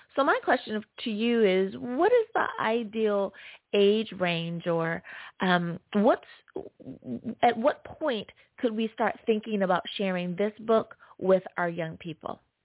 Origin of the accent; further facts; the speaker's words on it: United States; my home country, US of A.